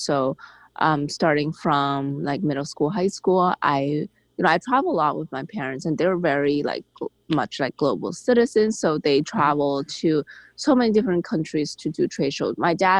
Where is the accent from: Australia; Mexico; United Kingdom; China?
China; Guangzhou, Guangdong; moved away as an adult; now in United States; So I grew up actually overseas. So I grew up in this town called Guangzhou in southern China. And I grew up in an entrepreneurship family